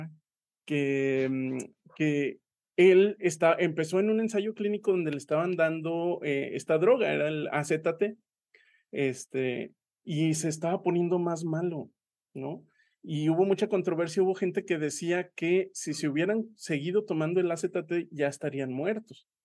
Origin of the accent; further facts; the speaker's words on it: Aguascalientes, Mexico; pero yo soy de Aguascalientes y en Aguascalientes somos muy persinados.